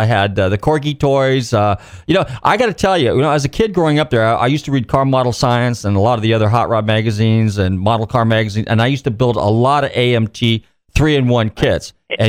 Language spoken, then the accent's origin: English; Marin County, Northern California, United States; I grew up in Northern California. I'm from Marin County.